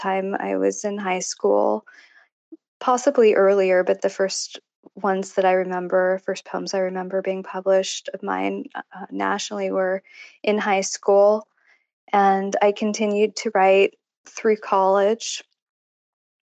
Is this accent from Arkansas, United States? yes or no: no; Foster City, California, United States; moved away as an adult; also born or lived in Northampton, Massachusetts; I'm originally from Northern California, a small town, well, small back then, called Foster City